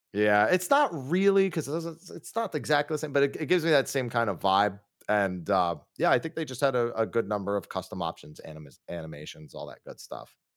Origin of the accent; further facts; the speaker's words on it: Northeast, United States; we're both from the Northeast.